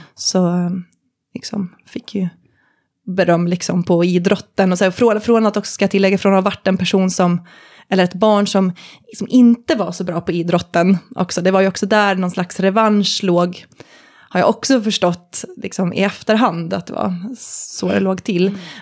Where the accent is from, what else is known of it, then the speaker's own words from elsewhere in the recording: Visby, Gotland, Sweden; moved away as an adult; på min hemort, Gotland, Visby, bodde jag då